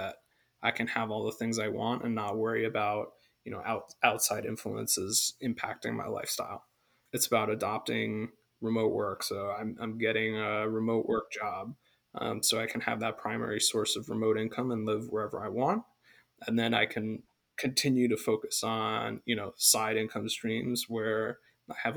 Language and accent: English; United States; growing up in America